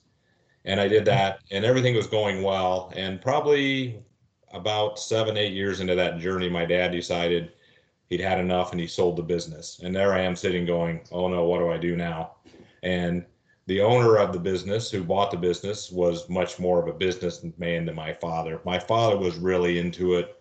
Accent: Lafayette, Indiana, United States; I grew up in Lafayette, Indiana, and it was my dad and my family

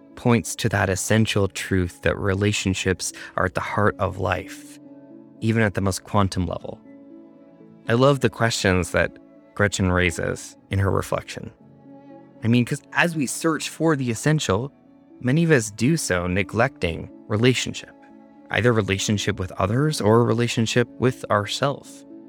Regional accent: Canada; now in United States; In my home country of Canada

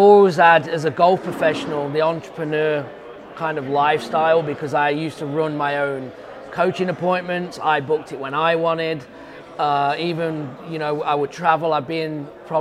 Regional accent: West Midlands, United Kingdom; moved away as an adult; now in United States; Grew up in England in the middle of the country, called the big areas, the Midlands, which is about 2 hours north of London, an hour and 30 minutes south of Manchester. The biggest city to me is Birmingham

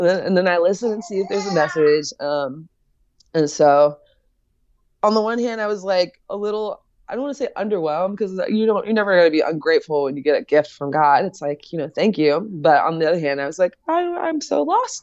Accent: United States; as an American

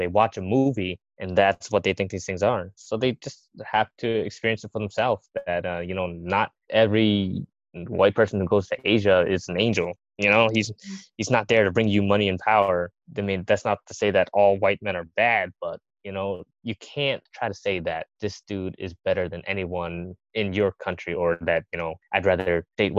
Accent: Lowell, Massachusetts, United States; I grew up in Lowell

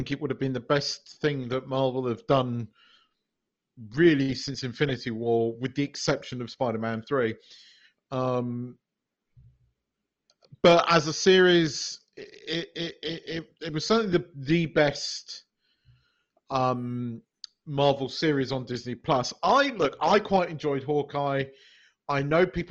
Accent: United Kingdom; as a British person

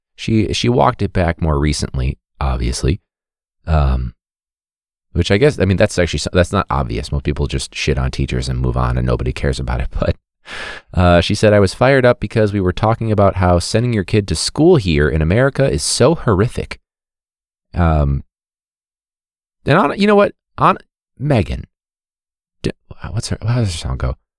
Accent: United States; I'm American.

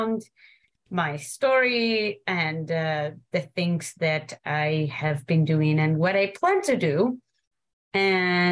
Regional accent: Morocco; moved away; I was born and raised in the Atlas Mountains of Morocco.

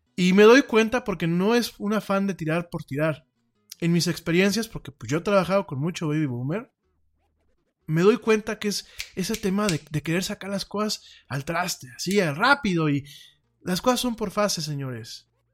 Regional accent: Mexico; aquí en mi país

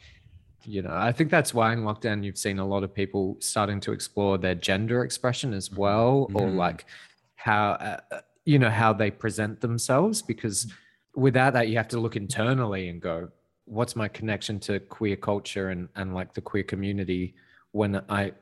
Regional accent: Adelaide, South Australia, Australia; Adelaide, which was my hometown

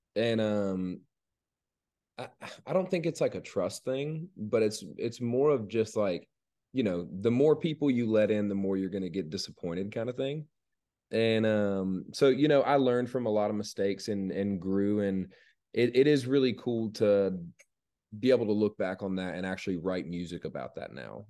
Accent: Georgia, United States; growing up in Georgia, growing up in the town that I grew up in, you know, when, growing up there, um, you know, it was a really small town.

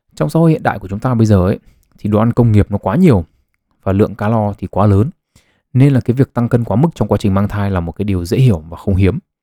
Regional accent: Vietnam; người Việt Nam chúng ta

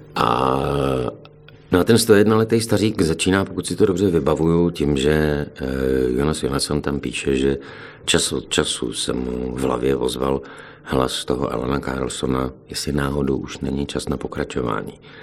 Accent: Jihlava, Vysočina Region, Czechia; moved away as an adult; now in Plzeň, Czech Republic; jsem z Jihlavy

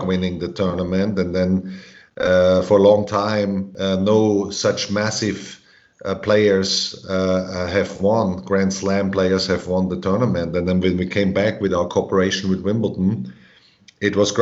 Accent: Graz, Styria, Austria; also born or lived in Georgia, United States; Graz, Austria, in my hometown

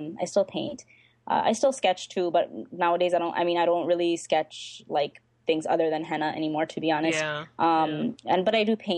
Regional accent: Pakistan; I say this with a laugh because I'm Pakistani, so I'm like, whatever, I can say this.

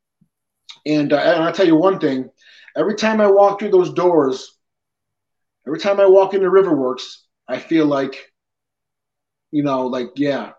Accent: Depew, New York, United States; also born or lived in Peñuelas, Puerto Rico; I was born in Puerto Rico. I was adopted at about 5 months old. My father's side is Italian and my mother's side is Irish. And I pretty much lived in Lancaster, Depew my whole life

